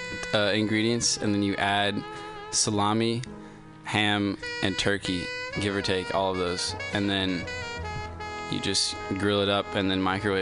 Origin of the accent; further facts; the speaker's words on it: San Francisco, California, United States; I'm from San Francisco. Specifically Potrero Hill neighborhood.